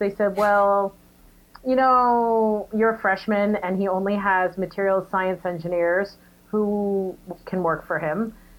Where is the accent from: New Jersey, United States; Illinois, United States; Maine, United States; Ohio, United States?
New Jersey, United States; moved away as an adult; also born or lived in New York; And then from there, I moved to New York. I'm originally from New Jersey.